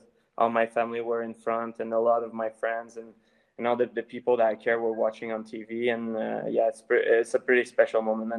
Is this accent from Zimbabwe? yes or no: no; Canada